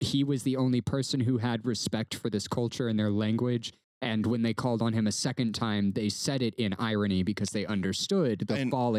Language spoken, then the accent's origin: English; Texas, United States; first language English; we grew up in Texas and we were taught English.